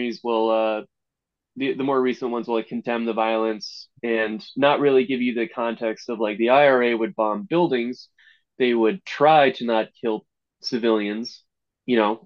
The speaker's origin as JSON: {"language": "English", "country": "United States", "tie": "born or raised there", "said": "We're fairly recent to America"}